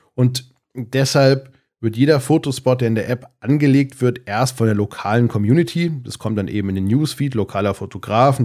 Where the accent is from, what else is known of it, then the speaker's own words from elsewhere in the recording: Darmstadt, Hesse, Germany; ich komme aus Darmstadt in Südhessen, da wohne ich auch immer noch, zumindest in der Nähe